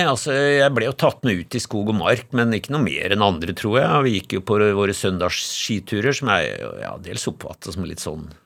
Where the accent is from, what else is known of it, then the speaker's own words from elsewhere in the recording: Lillehammer, Innlandet, Norway; also born or lived in Haugesund; helt tilfeldig ble jeg født i Haugesund. Altså, min far, eh, som var veterinær på Lillehammer, han var en kort stund veterinær i Haugesund, og, så jeg ble født der. Men jeg, eh, eh, jeg husker ikke noe av Vi flytta derfra til Lillehammer da jeg var ett år.